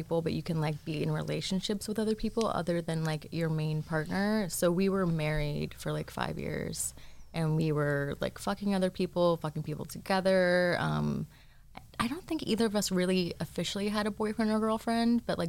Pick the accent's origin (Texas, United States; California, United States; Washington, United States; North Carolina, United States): California, United States; Long Beach; I'm from Long Beach